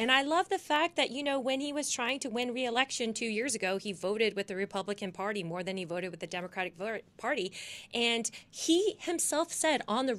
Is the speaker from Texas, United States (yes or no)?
yes; Dallas, Texas, United States; I am from Dallas, Texas.